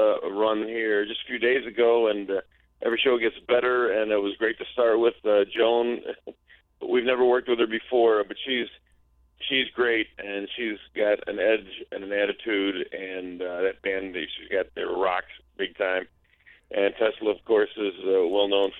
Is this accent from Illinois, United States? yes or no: yes; Chicago, Illinois, United States; my hometown of Chicago area